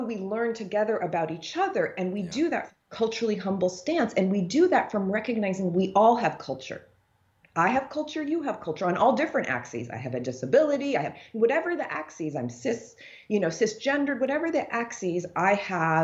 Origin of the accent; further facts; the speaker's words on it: United States; I have an African father, but I grew up in the United States